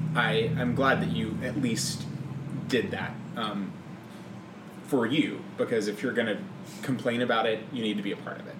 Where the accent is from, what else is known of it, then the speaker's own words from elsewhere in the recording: Mississippi, United States; moved away; I grew up in Mississippi in a very conservative Christian family